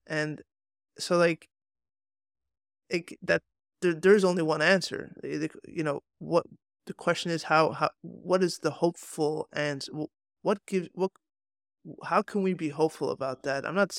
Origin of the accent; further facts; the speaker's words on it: Hong Kong; I grew up in Hong Kong. This weather makes me feel right at home.